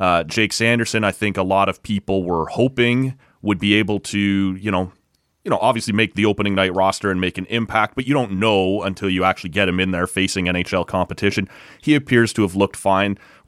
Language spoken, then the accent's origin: English; Canada; this is something we do as Canadian hockey fans